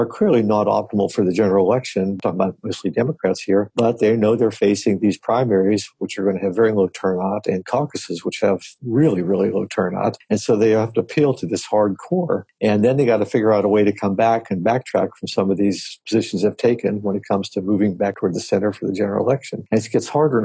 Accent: Latrobe, Pennsylvania, United States; moved away; I come from Western Pennsylvania, a town called Latrobe, Arnie Palmer's town, about 30 or 40 miles east of Pittsburgh.

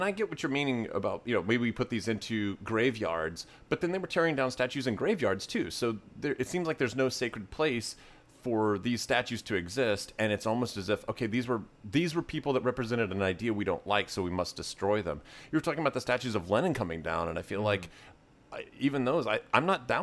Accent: Tennessee, United States; I grew up in Tennessee

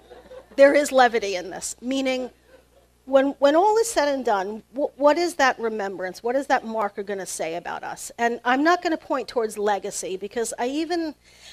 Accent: New York, United States; moved away as an adult; now in Lehigh Valley, United States; where I'm from in New York

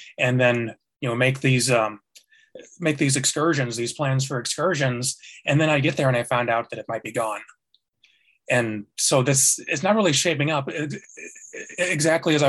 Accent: Chicago, Illinois, United States; moved away as an adult; now in Seattle, United States; I'm from Chicago originally. I've been in Seattle for about 7 years

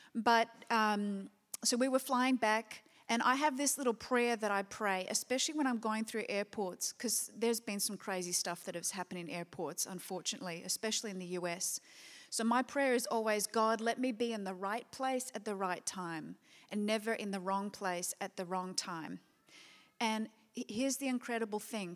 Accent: Perth, Western Australia, Australia; moved away; back in Perth, which I always consider my hometown.

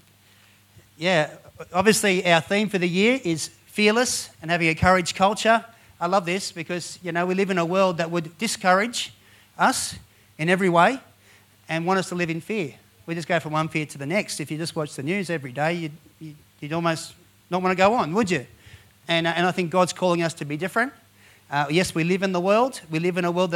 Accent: Penrith, New South Wales, Australia; now in Blue Mountains, Australia; Born and raised in Penrith as well. And we live in the Blue Mountains now

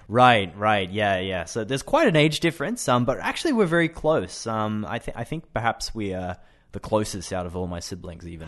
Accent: Brisbane, Queensland, Australia; I am 28 and I am from Australia, Brisbane.

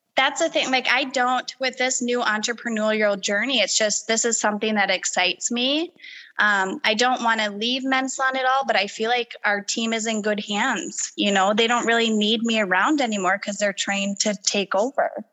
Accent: Rochester, Minnesota, United States; also born or lived in Waconia, Minnesota; I'm originally from Rochester, uh, born and raised there. Well, I was born in Waconia, but um, Rochester is my home city. We moved there when I was very little

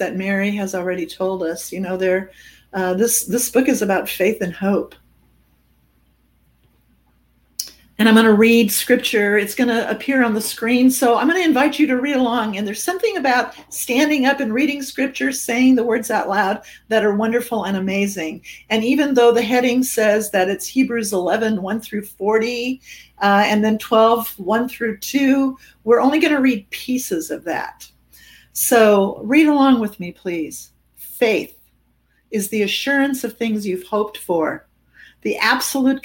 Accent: Germany; moved away; I'm an immigrant and I come from Germany.

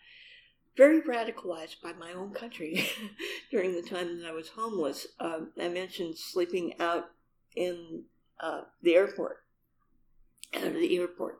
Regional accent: Seattle, Washington, United States; I'm from Seattle

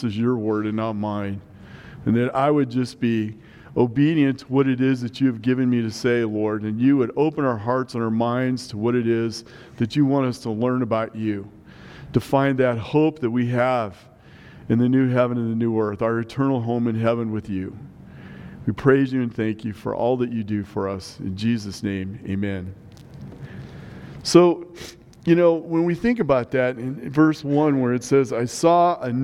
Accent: Nebraska, United States; now in Colorado, United States; growing up in Nebraska

